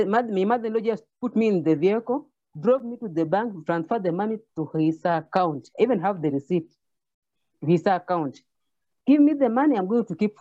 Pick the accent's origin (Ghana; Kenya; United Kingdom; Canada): Kenya; I'm from Kenya, African continent